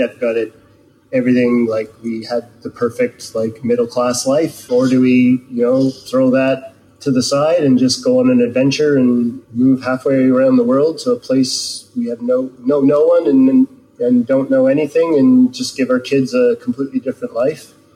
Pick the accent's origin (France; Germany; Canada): Canada; moved away as an adult; also born or lived in Edmonton, Canada; now in Whangarei, New Zealand; I spent, you know, 30 some years growing up in Canada